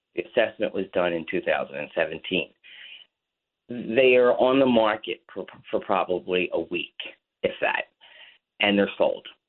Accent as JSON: {"language": "English", "town": "Atlantic City", "region": "New Jersey", "country": "United States", "tie": "born or raised there", "lives_now": "Ventnor, United States", "said": "I was born and raised in Atlantic City"}